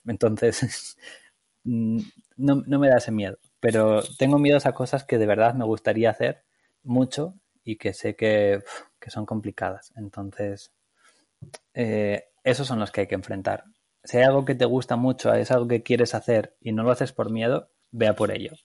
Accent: Aranda de Duero, Castile and León, Spain; moved away; also born or lived in Barcelona; soy un chico de Aranda de Duero, de Burgos, en España

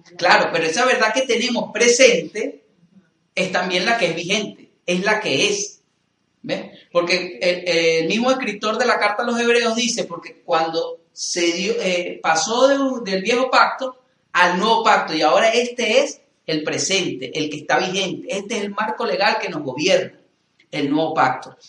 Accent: Venezuela; soy venezolano

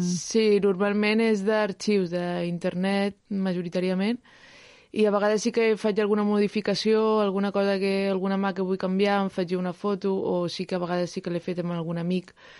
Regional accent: Sant Feliu de Llobregat, Catalonia, Spain; allà a Sant Feliu, que és d'on soc, a Sant Feliu de Llobregat

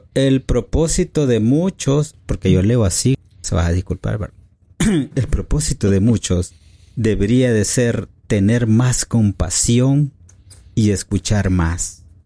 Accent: El Salvador; aquí hablamos como salvadoreño

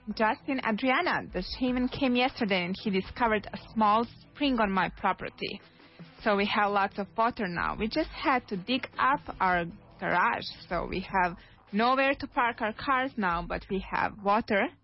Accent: Serbia; now in Madrid, Spain; I'm actually from Serbia

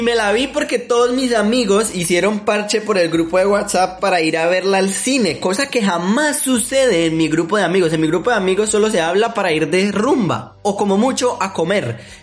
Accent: Colombia; Como buen colombiano

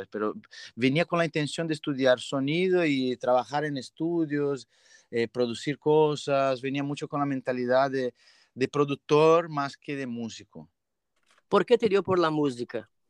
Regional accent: São Paulo, Brazil; born there; Spanish is a second language; also born or lived in Minas Gerais / Santa Catarina; Pues yo nací en São Paulo, mi familia materna es de Minas Gerais y la familia de mi padre es de Paraíba, de João Pessoa.

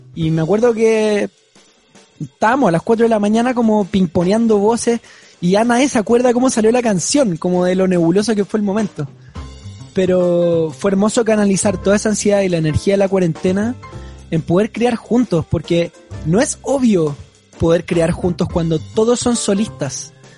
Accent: Santiago, Santiago Metropolitan Region, Chile; yo vengo, claro, como de Vitacura, de donde soy

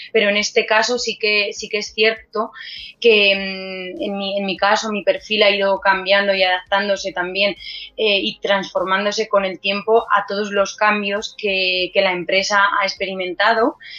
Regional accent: Albacete, Castilla-La Mancha, Spain; soy de Albacete y que, la empresa es albaceteña

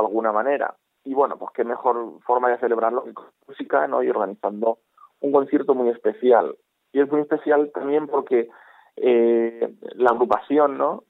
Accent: Novelda, Valencian Community, Spain; en mi ciudad natal

